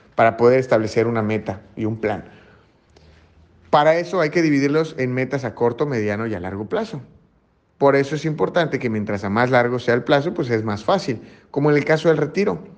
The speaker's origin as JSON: {"language": "Spanish", "country": "Mexico", "said": "como mexicanos"}